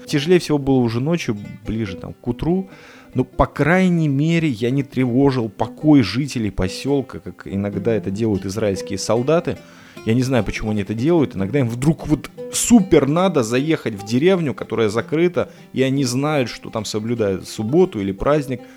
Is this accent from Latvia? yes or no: yes; Riga, Latvia; now in Petah Tikva, Israel; вырос, родился в этом городе Рига